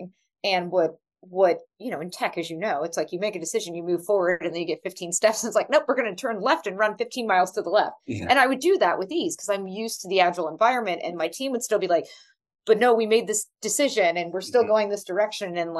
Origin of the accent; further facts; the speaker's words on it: United States; moved away as an adult; also born or lived in Berlin, Germany; as an American